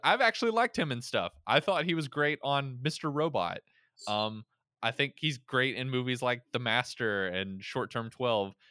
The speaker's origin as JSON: {"language": "English", "region": "Florida", "country": "United States", "tie": "born or raised there", "said": "I was born in Florida"}